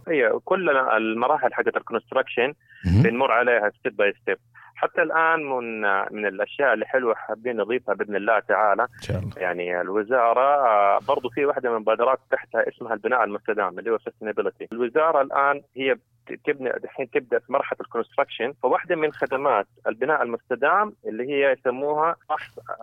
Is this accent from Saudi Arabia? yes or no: yes; Saudi Arabia; عندنا في السعودية